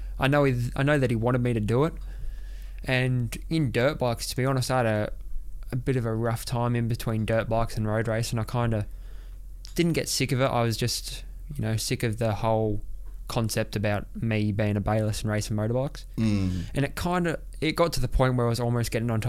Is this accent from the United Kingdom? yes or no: no; Australia; also born or lived in Monaco; we moved back to Oz